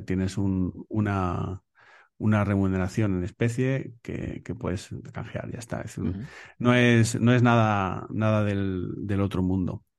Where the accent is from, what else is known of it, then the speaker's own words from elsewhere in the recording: Béjar, Castile and León, Spain; also born or lived in Salamanca; now in Madrid, Spain; yo soy de Salamanca, de, de Bejar, provincia de Salamanca, eh, que me crié en Salamanca